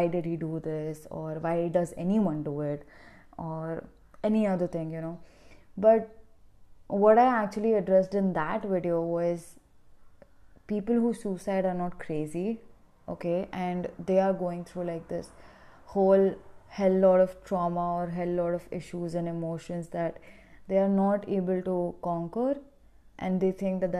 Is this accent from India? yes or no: yes; India; I'm from India